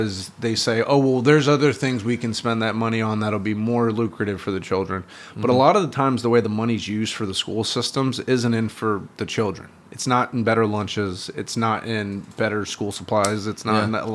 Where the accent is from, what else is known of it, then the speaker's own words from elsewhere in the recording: South Florida, United States; moved away; the area that I grew up in South Florida